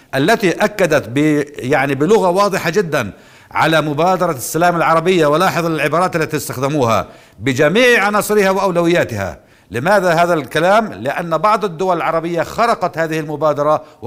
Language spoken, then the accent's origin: Arabic; Palestine